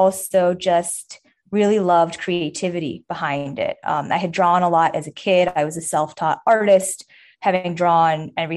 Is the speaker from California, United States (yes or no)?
no; New York, United States; I grew up in New York